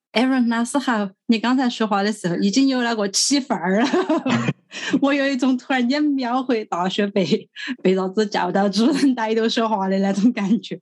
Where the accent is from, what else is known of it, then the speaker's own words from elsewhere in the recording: Luzhou, Sichuan, China; 我好想拥我自己的家乡话，我是四川人，还是我第一次和大家说我是四川人，那是我是四川人，那是我是四川泸州